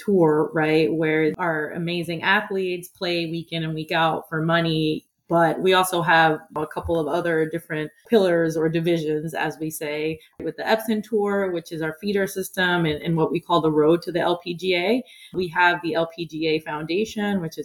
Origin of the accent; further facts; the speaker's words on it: Puerto Rico; moved away; originally from Puerto Rico, grew up in a small town on the northwest tip of the island, which was actually a former Air Force base